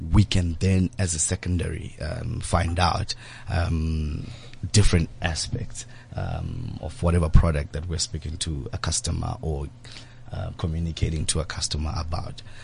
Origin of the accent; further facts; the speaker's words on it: Zimbabwe; I grew up in Zimbabwe